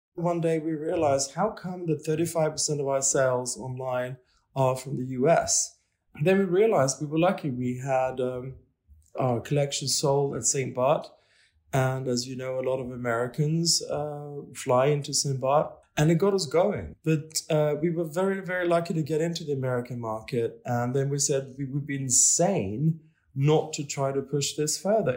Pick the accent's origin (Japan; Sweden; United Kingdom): Sweden; Stockholm, Stockholm County; now in Paris, France; I'm from Stockholm